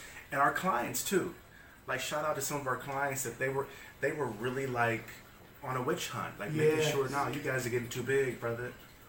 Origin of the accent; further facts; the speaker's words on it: Kansas City, Missouri, United States; Well, let me tell you, the blessing is I'm from Kansas City, Missouri.